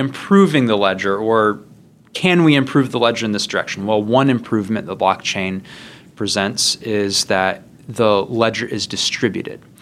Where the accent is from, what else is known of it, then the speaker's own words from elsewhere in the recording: Midwest, United States; I grew up in the Midwest.